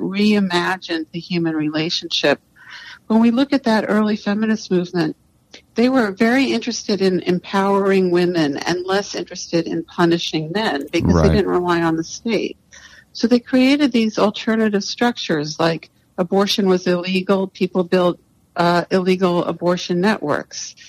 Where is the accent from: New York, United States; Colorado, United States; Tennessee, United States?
New York, United States; New York City; when I was born in 1958 in New York City